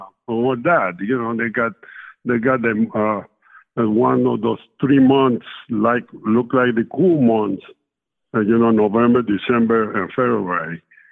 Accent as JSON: {"language": "English", "country": "Cuba", "tie": "born or raised there", "second_language": "English", "lives_now": "United States", "said": "Well, I come up, I'm raised in a small town. It was a sugar factory. We made sugar, that was down in the country. And it was a small town, about 3,000 people lived there."}